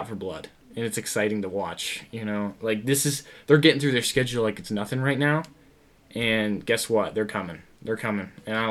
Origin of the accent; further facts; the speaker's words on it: the North, United States; we're from the North